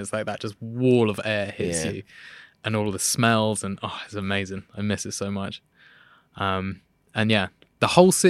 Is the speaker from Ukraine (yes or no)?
no; London, United Kingdom; London, southwest.